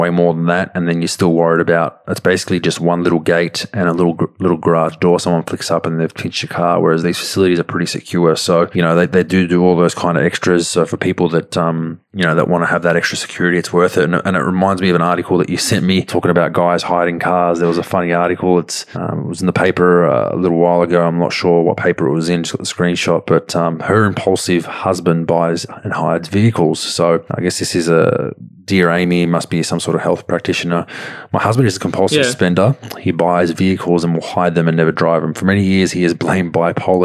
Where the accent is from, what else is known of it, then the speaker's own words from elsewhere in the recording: Melbourne, Victoria, Australia; in the southeast suburbs where we grew up